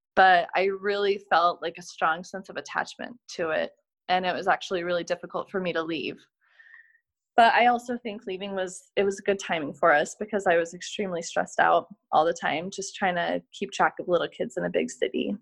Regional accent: United States; moved away as an adult; now in Switzerland; We're very American

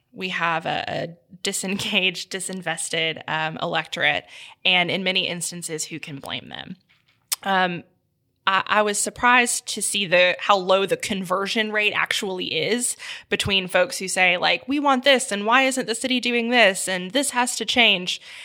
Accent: Memphis, Tennessee, United States; also born or lived in Houston, Texas / Indiana; I moved to Memphis when I was nine, actually, so the, all my family is from here, but I lived in Houston for a while

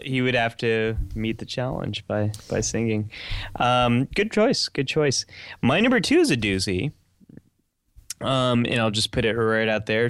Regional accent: outside San Francisco, California, United States; I grew up right outside of San Francisco, California

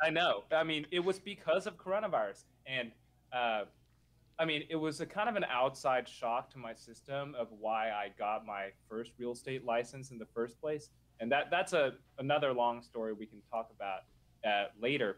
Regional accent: Nashville, Tennessee, United States; I grew up in Nashville

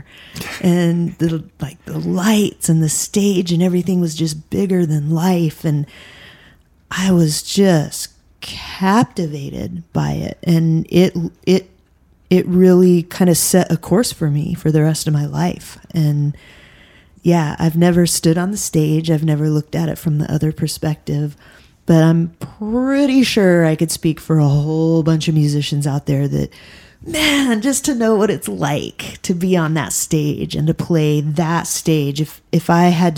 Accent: Nederland, Colorado, United States; originally from Colorado

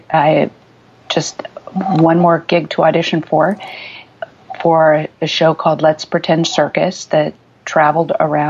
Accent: Midwest, United States; also born or lived in Germany / Nebraska, United States / Illinois, United States; I was born abroad in Germany because my parents were stationed there, and then lived the first 12 years of my life in the Midwest, in Nebraska and southern Illinois

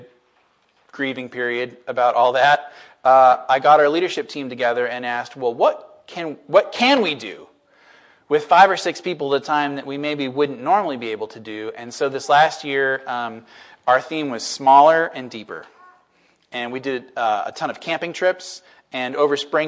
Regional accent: Washington, United States; moved away as an adult; now in Bellingham, United States; I grew up in Washington, went to University of Washington, and then was away for 12 years, and then got called back in 2016 to move to Bellingham

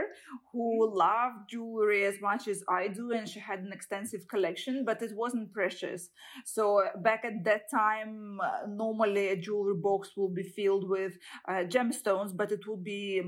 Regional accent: Saint Petersburg, Russia; I was born in St. Petersburg and raised, and I graduated from university there

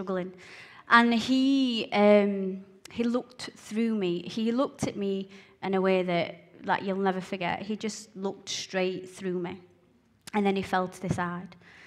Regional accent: Blantyre, Scotland, United Kingdom; I was born in a little village called Blantyre in Scotland, just outside of Glasgow

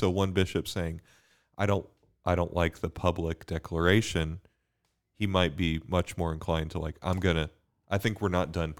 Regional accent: Bermuda; now in United States; I came from Bermuda to study physics at UD, had my conversion there.

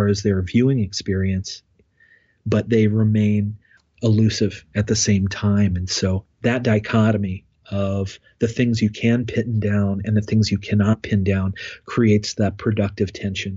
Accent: Bethel, Ohio, United States; I grew up in Ohio, north of Dayton, in a small township called Bethel, in a rural community, raised on a farm

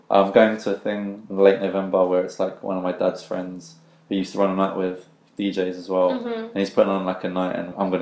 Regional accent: Tilbury, East of England, United Kingdom; when you grow up in a town like Tilbury, people stay in Tilbury and they don't leave Tilbury. And, like, I was like, yeah, like, I'm from Tilbury

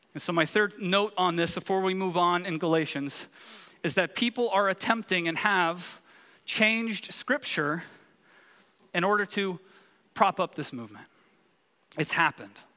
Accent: California, United States; moved away; we're from California

